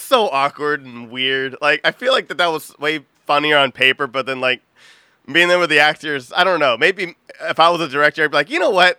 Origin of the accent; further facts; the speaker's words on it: Texas, United States; I'm from Texas